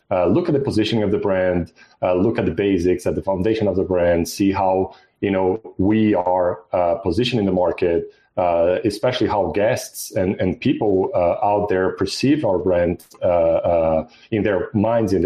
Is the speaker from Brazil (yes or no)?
yes; Brazil; moved away as an adult; also born or lived in Mexico / Australia; now in United States; I'm originally from Brazil, but I had experiences in Brazil, Mexico, in Australia, and here in the U.S.